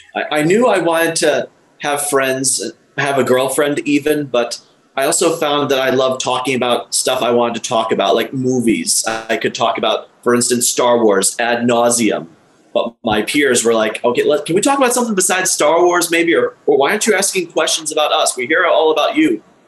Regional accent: Illinois, United States; I was born in Illinois in the mid 80s

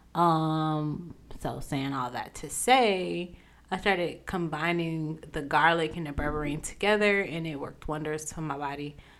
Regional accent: United States; accent: southern drag mixed with midwestern; this southern drag in between all this other midwestern English

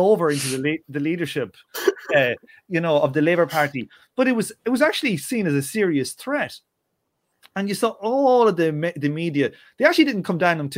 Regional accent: Ireland; growing up in Ireland

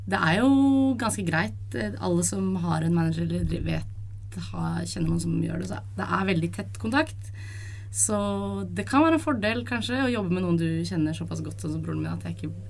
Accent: Oslo, Norway; Jeg er fra Oslo, og jeg jobber som lærer.

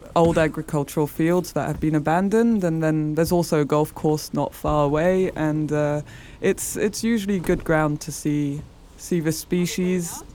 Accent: France; English is a second language; moved away as an adult; also born or lived in England; now in Uppsala, Sweden; where I grew up in France, it's near the mountains

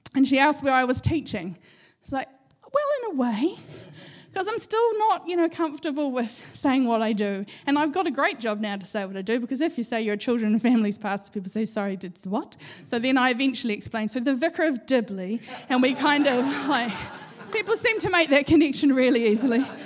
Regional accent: Christchurch, Canterbury, New Zealand; moved away as an adult; now in Napier, New Zealand; I've lived all my life, I was 42 years old at the time. I've lived 42 years in Christchurch. We are from Christchurch

